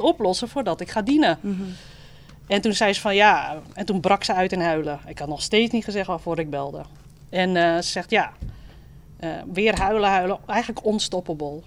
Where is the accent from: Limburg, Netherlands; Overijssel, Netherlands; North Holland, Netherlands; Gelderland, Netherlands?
North Holland, Netherlands; Amsterdam; accent: Amsterdam; je hoort ook dat ik uit Amsterdam kom